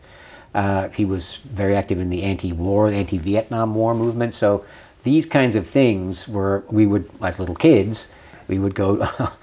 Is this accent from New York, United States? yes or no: yes; New York City, New York, United States; moved away as an adult; also born or lived in Boston, Massachusetts / Rhode Island / Washington, D.C. / Oxford, England; now in Geneva, Switzerland; I'm from New York City.